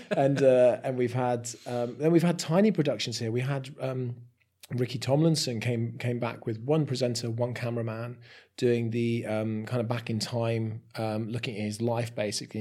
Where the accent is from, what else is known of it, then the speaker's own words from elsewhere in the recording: Somerset, South West England, United Kingdom; moved away as an adult; now in Shrewsbury, United Kingdom; I'm a Somerset boy born and bred